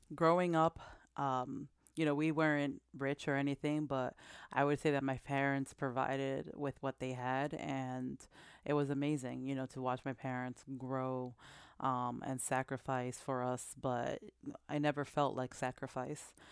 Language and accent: English; Massachusetts, United States; now in New Jersey, United States; I was born here in Jersey, and I currently reside in Jersey, but I was raised in Massachusetts.